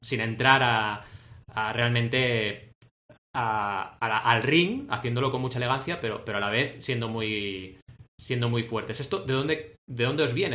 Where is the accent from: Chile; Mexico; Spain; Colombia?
Spain; Barcelona, Catalonia; also born or lived in Argentina; nací en Argentina y llegué a Barcelona a los 8 años